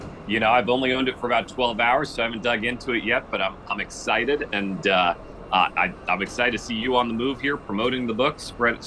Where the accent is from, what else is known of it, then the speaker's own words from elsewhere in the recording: Kansas, United States; moved away as an adult; now in Washington, United States; I grew up in Kansas